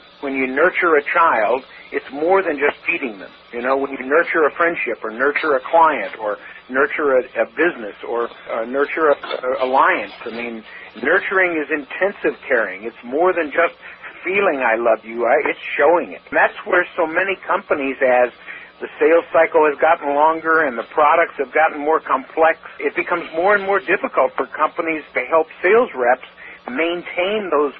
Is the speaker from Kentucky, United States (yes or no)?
yes; Kentucky, United States; now in Seattle, United States